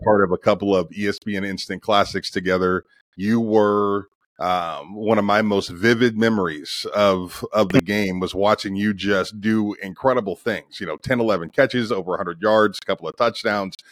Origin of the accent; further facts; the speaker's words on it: Youngstown, Ohio, United States; I'm from Youngstown, Ohio, and my last couple of years, we had to actually pay to play